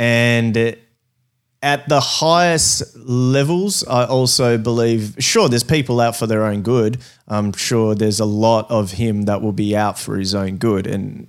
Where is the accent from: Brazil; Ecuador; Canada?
Brazil; now in Australia; we came over to Australia from Brazil, and we came over legally